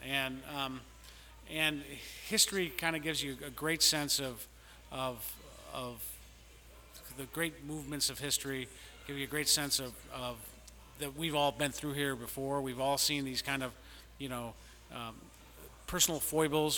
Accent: Chicago, Illinois, United States; moved away as an adult; also born or lived in Washington, D.C.; I'm from the South Side of Chicago, and I'm a White Sox fan

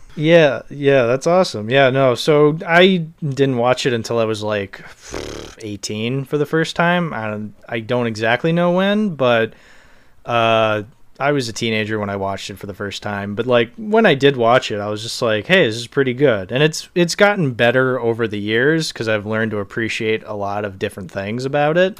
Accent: Boston, Massachusetts, United States; also born or lived in Cape Cod; I'm from Boston

